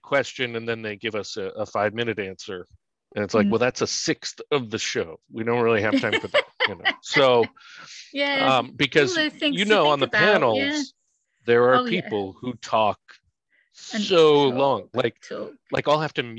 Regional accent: San Francisco, California, United States; moved away; I'm from San Francisco

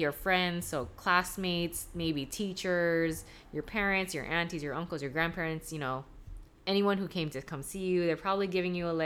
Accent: Hawaii, United States; I'm not Hawaiian, I'm Japanese, but I've right. lived here like my whole life.

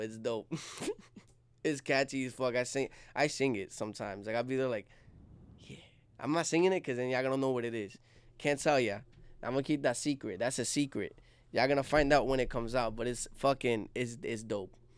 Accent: Jersey City, New Jersey, United States; I was born and raised in Jersey City

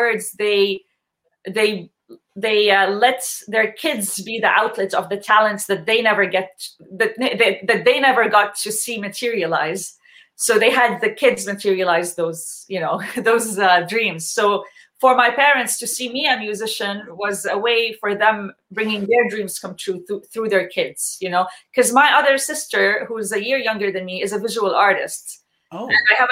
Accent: Jordan; now in Canada; I'm born and raised in Jordan

